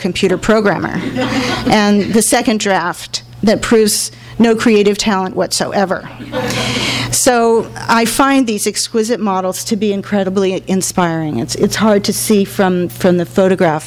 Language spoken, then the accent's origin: English; Los Angeles, California, United States; I grew up in Hollywood.